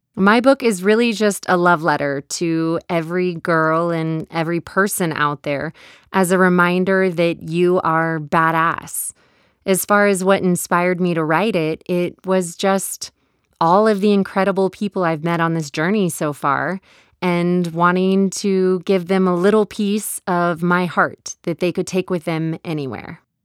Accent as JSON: {"language": "English", "region": "Texas", "country": "United States", "accent": "Texas", "said": "my Texas accent"}